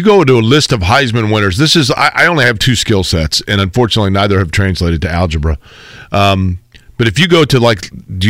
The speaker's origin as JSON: {"language": "English", "region": "Nebraska", "country": "United States", "tie": "born there", "said": "who won it the year I was born in Nebraska."}